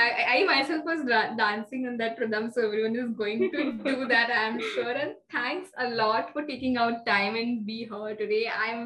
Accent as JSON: {"language": "English", "country": "India", "said": "many Asian languages being Indian. We know at least two from birth, you know, our mother tongue and Hindi."}